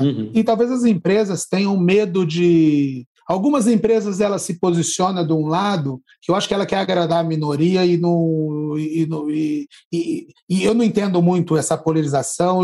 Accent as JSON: {"language": "Portuguese", "town": "Barrinha", "region": "São Paulo", "country": "Brazil", "lives_now": "Ribeirão Preto, Brazil", "said": "Hoje eu moro em Ribeirão Preto, mas eu sou de uma cidade é aqui, de Barrinha"}